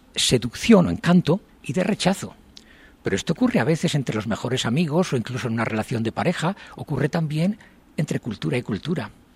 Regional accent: Spain; moved away as an adult; now in Japan; yo soy español, los españoles tenemos el defecto de hablar muy deprisa

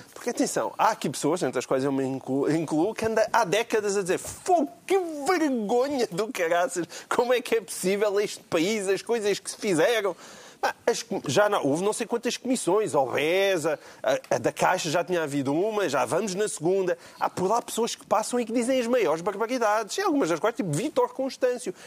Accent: Portalegre, Alentejo, Portugal; aqui ainda por cima da minha terra

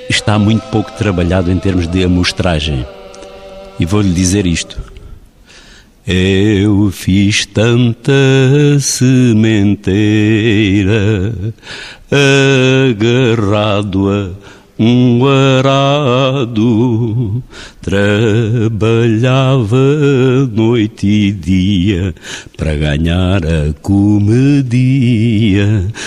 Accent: Alentejo, Portugal

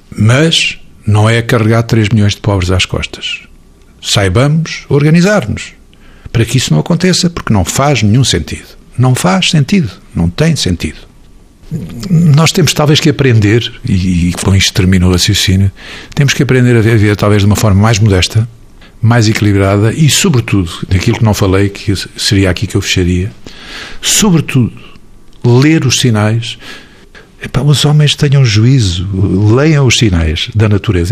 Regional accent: Portugal; eu sou muito portuga e adoro a minha terra

